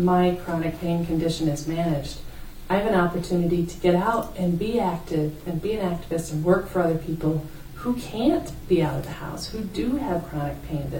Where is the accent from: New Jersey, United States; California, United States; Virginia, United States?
Virginia, United States; Fredericksburg; also born or lived in Flint, Michigan / Owosso, Michigan; now in Grand Rapids, United States; I moved because of job opportunities for my dad outside of D.C. It was really interesting living in Fredericksburg is the place, Fredericksburg, Virginia